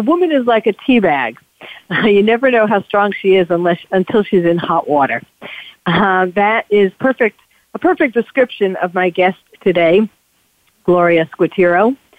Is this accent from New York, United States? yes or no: yes; New York, United States; I'm, you know, a born and bred New Yorker, and I went to the State University of New York at Stony Brook, so Long Island